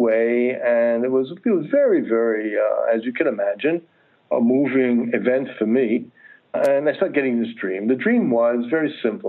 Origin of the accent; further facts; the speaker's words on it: United States; I was born in the United States. I'm a second generation Italian American. However, in my case, I was brought up by my matrilineal grandfather, who was a Sicilian, and my mom, who was a first-generation American.